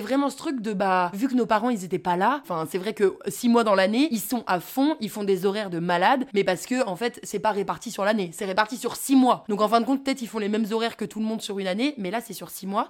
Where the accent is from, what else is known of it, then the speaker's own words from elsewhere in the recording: Courchevel, Auvergne-Rhône-Alpes, France; on a toujours vécu à Courchevel